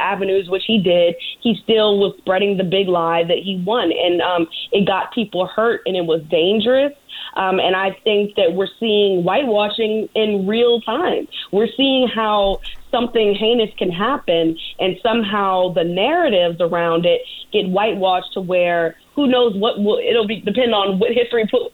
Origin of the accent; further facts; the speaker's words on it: United States; as an American